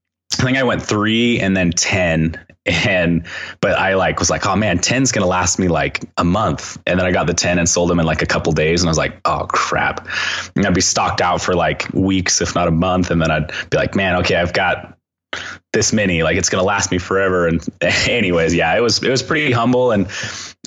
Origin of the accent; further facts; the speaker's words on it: Southern Utah, United States; also born or lived in Cedar City, Utah; I grew up in Southern Utah. The town I grew up in was about 7,000 people